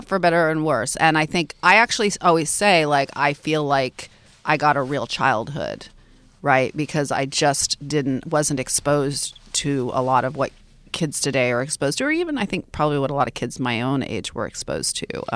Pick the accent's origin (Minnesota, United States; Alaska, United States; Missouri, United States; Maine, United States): Alaska, United States; Fairbanks; I grew up in Fairbanks, Alaska too, which is really hardcore Alaska